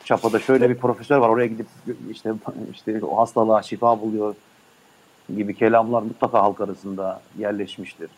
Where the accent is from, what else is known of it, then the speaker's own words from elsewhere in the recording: Ulm, Baden-Württemberg, Germany; Ulm'de doğdum.